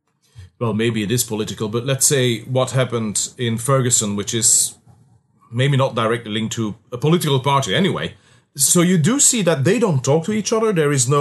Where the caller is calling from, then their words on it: Belgium; for us Europeans, I mean, in Europe, I'm calling you from Belgium.